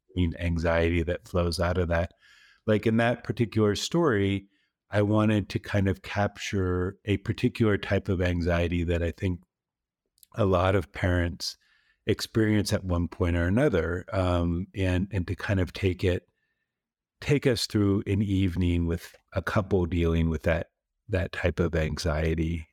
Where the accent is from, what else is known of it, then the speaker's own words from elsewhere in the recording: East Coast, United States; moved away as an adult; now in Texas, United States; I grew up on the East Coast.